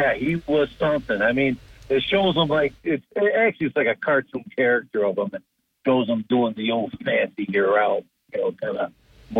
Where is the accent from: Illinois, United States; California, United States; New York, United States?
New York, United States; Binghamton; I'm from the east side of Binghamton.